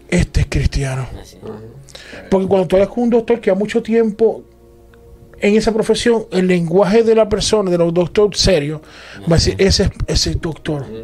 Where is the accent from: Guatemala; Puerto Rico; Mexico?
Puerto Rico; yo soy de Puerto Rico